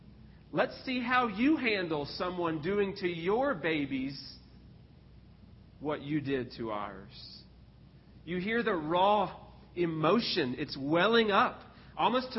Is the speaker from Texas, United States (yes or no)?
yes; Texas, United States; I grew up in Texas.